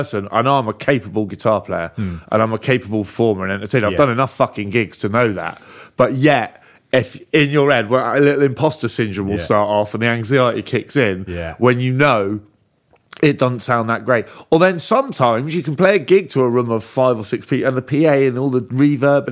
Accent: Bristol, South West England, United Kingdom; moved away; I'm from Bristol

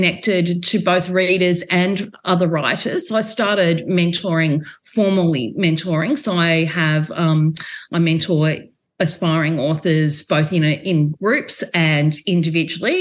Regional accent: Geelong, Victoria, Australia; I'm from Victoria and from the Geelong region

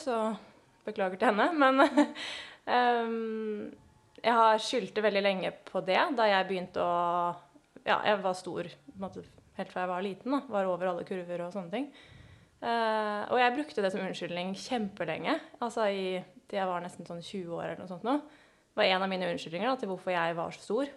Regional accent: Oslo, Norway; født og oppvokst i Oslo. Eh, faktisk bodd innenfor Oslo hele mitt liv.

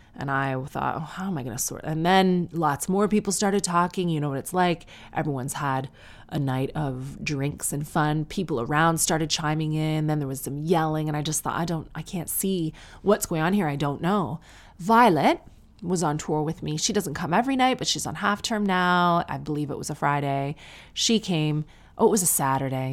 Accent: Sarnia, Ontario, Canada; I'm from Sarnia

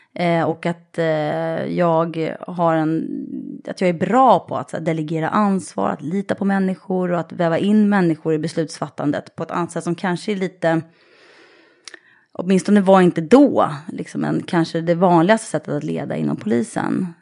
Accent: Sollentuna, Stockholm County, Sweden; norr om stan, eh, i Sollentuna är jag uppvuxen.

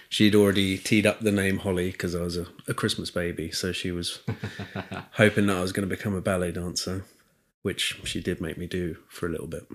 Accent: Chichester, South East England, United Kingdom; I grew up in Chichester

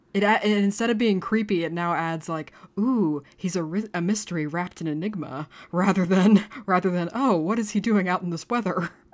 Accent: United States; now in Dublin, Ireland; I am an American

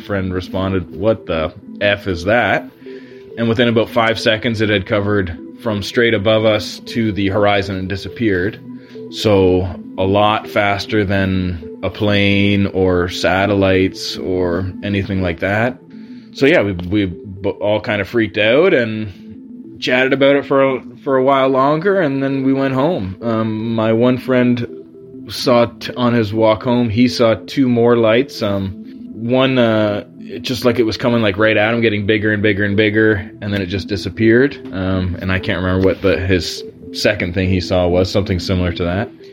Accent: Ontario, Canada; I live in Ontario, Canada, a few hours north of Toronto

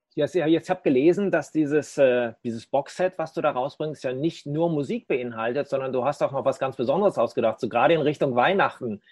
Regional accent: Dortmund, North Rhine-Westphalia, Germany; in meiner Heimatstadt Dortmund

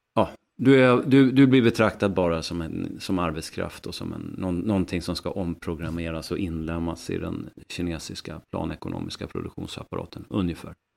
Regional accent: Västernorrland County, Sweden; uppe hos mig faktiskt, i, i mitt hemlän Västernorrland

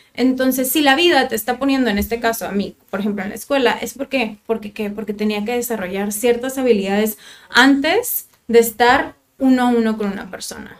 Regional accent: Tijuana, Baja California, Mexico; also born or lived in Monterrey; Soy de aquí de Tijuana, nací aquí, estuve toda mi primaria, kinder y secundaria en el Instituto Cumbres

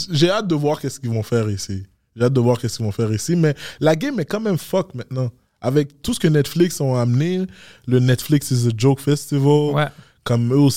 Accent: Montreal, Quebec, Canada; Mais moi, je viens de Montréal.

